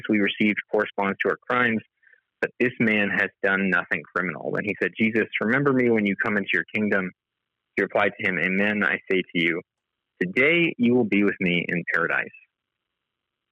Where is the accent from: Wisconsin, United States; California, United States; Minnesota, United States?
California, United States; my home state of California